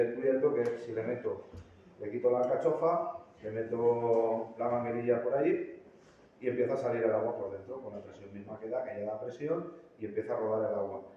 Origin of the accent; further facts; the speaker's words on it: Valencia, Valencian Community, Spain; soy de Valencia